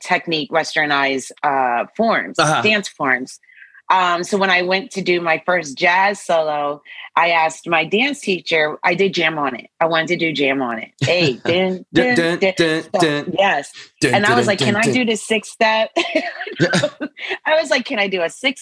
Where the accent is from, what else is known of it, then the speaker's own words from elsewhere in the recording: New Jersey, United States; also born or lived in Philadelphia; Born and raised in New Jersey